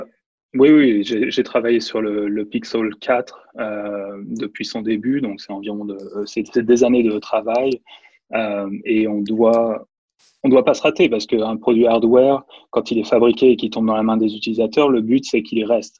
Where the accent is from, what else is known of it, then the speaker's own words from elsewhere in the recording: France; moved away as an adult; also born or lived in Nantes / China; now in San Francisco, United States; j'ai grandi en France.